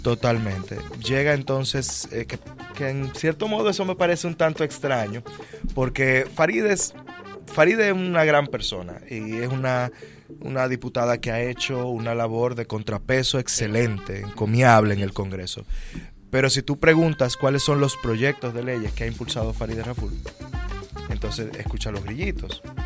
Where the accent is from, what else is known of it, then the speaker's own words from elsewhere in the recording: Santo Domingo, Distrito Nacional, Dominican Republic; la capital, que es de donde yo vengo y donde me estoy postulando a diputado.